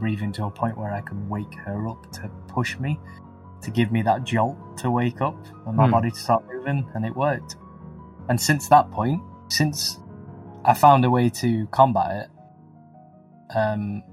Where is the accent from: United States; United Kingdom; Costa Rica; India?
United Kingdom; England; we're English